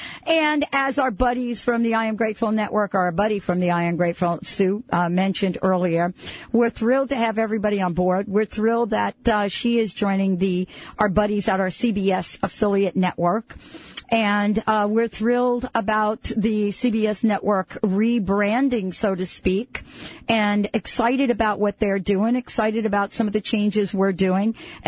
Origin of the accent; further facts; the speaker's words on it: New York, United States; I'm from New York.